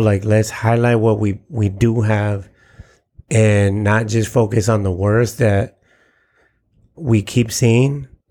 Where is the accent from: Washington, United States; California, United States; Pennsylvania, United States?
California, United States; San Diego; I'm Mexican American. And at least here in San Diego